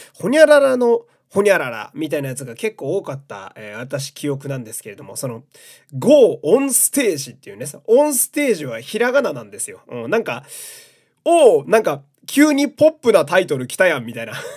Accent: Fukui, Japan; moved away; 地元福井県、えー、地元が好き

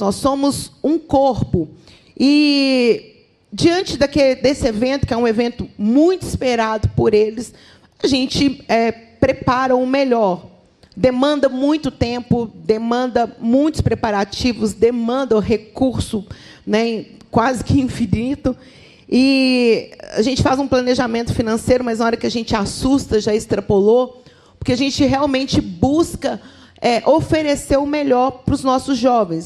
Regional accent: Minas Gerais, Brazil; como uma boa mineira

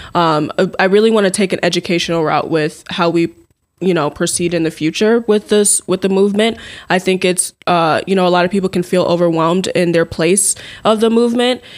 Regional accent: Minneapolis, Minnesota, United States; now in Mankato, United States; I am originally from the Twin Cities

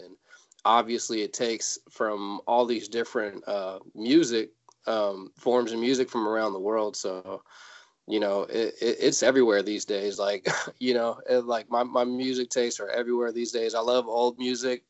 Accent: Fairfield, California, United States; also born or lived in San Francisco; I was born in San Francisco, raised in a in a little suburb not too far away uh, called Fairfield

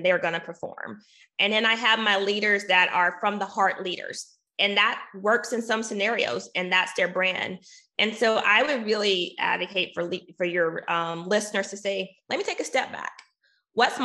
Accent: Arkansas, United States; my home state. I'm from Arkansas.

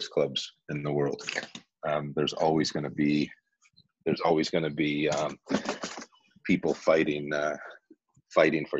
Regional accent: Cleveland, Ohio, United States; moved away; also born or lived in England; growing up in Cleveland

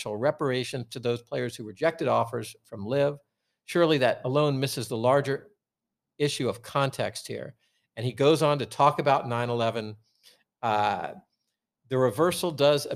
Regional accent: Portland, Oregon, United States; I was from Portland

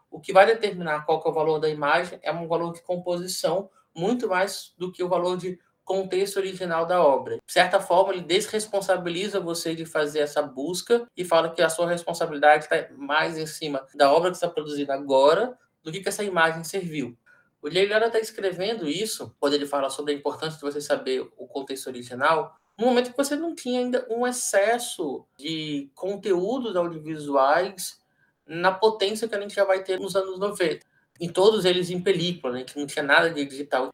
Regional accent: Brazil; Nós somos brasileiros

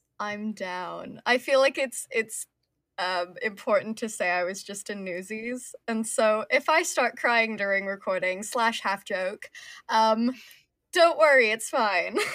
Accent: United States; i'm an american person

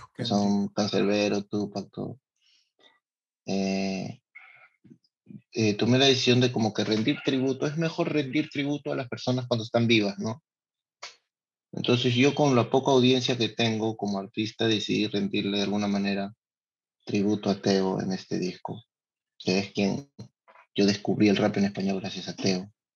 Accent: Lima, Peru; born or raised there; also born or lived in San Luis de Cañete (parents' birthplace)

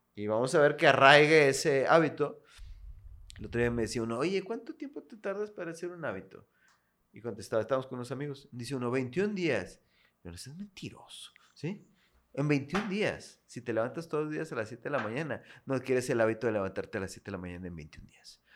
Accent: Monterrey, Nuevo León, Mexico; also born or lived in Comales, Tamaulipas; Yo aquí nací aquí en Monterrey.

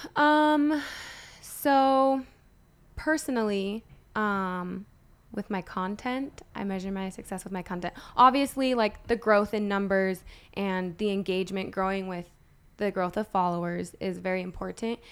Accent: Utah, United States; moved away; also born or lived in Los Angeles; Born and raised in Utah

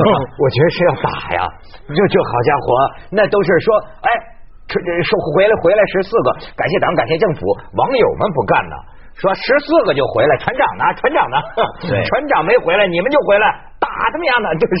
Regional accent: China; 这样的奇耻大辱，我们中国人就这么忍呐忍呐！

